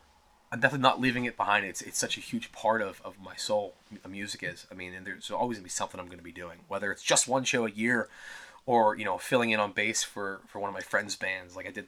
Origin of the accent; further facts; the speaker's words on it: Pittsburgh, Pennsylvania, United States; I was very young. I grew up in Mount Washington, then we moved to the South Hills.